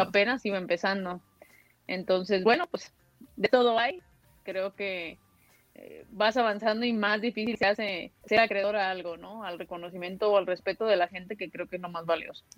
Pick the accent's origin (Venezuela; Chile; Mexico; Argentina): Mexico; also born or lived in Guadalajara, Jalisco; es aquí, es en mi país, es en mi tierra